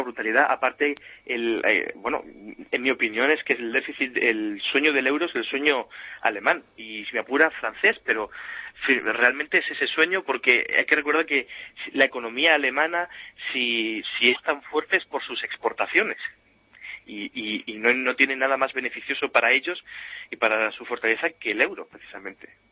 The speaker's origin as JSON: {"language": "Spanish", "country": "Spain", "moved": "yes", "lives_now": "Germany", "said": "uno como español vive aquí"}